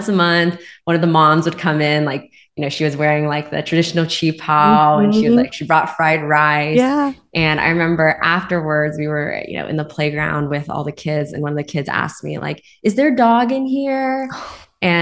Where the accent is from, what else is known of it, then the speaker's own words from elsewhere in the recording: Spring, Texas, United States; grew up in Houston, Texas. However, I grew up kind of in the northern outskirts of Houston, called Spring, Texas